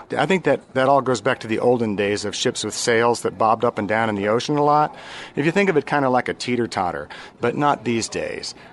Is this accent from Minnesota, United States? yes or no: no; Orlando, Florida, United States; I'm from Orlando.